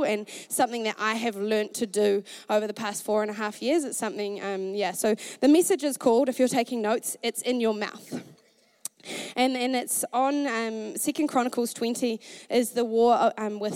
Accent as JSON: {"language": "English", "town": "Masterton", "region": "Wellington", "country": "New Zealand", "tie": "born or raised there", "moved": "as an adult", "lives_now": "Dunedin, New Zealand", "said": "I grew up in Masterton, a small town in the North Island, and I grew up with two brothers, and we grew up on a farm"}